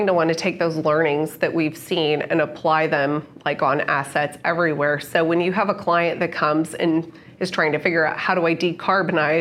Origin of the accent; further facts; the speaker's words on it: United States; as an American